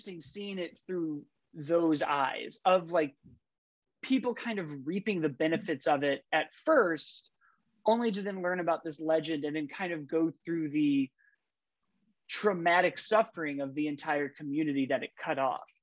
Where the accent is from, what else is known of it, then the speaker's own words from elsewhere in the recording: Chicago, Illinois, United States; I'm from Chicago.